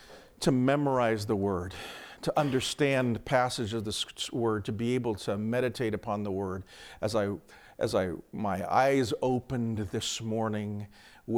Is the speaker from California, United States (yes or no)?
no; Phoenix, Arizona, United States; moved away; I grew up in Phoenix